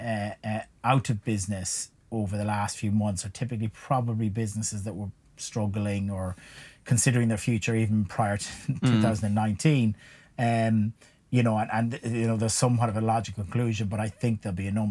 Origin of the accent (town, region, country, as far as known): Ireland; accent: Irish; moved away